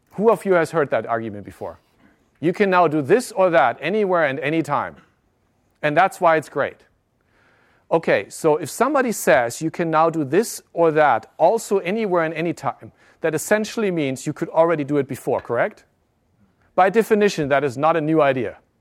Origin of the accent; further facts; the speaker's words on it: Germany; moved away; also born or lived in Japan; I live, I grew up in Germany